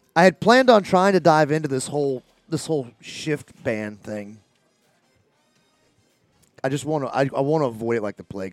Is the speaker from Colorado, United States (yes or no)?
no; Greenwood, South Carolina, United States; we're the greatest city in the world here in Greenwood. I love my hometown